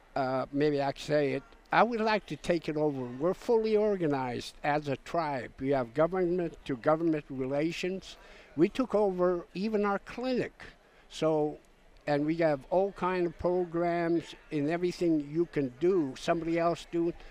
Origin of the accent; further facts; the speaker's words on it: St. Paul, Alaska, United States; I am an Aleut from St. Paul Island